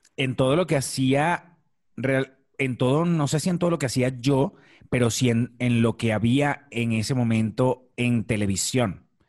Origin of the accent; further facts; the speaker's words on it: Maracay, Aragua, Venezuela; moved away as an adult; also born or lived in La Victoria, Venezuela / Caracas, Venezuela; now in Mexico; Yo nací en una ciudad que se llama La Victoria y es una ciudad muy cercana a la, capital, es como la ciudad más inmediata hacia la capital. Em, cuando vas del centro del país hacia la capital, este, se llama La Victoria y después me mudé a Maracay. Todo dentro del mismo estado de Aragua. A los cinco años yo estaba viviendo en Maracay y allí estuve viviendo hasta, hasta que me gradué de bachiller